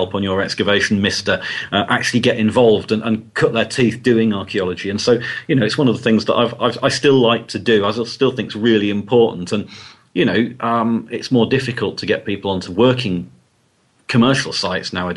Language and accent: English; Hull, Yorkshire and the Humber, United Kingdom; I grew up in Hull, which is a city in the northeast of England